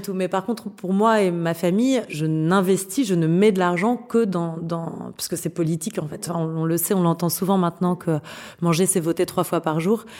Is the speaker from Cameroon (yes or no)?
no; France; chez nous en France